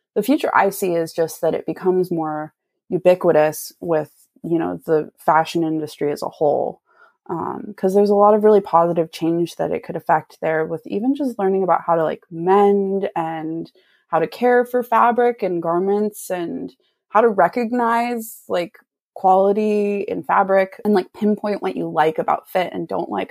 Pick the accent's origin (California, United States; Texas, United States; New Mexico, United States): California, United States; Santa Cruz; moved away as an adult; now in Sacramento, United States; I'm from Santa Cruz and I moved a few years ago to Sacramento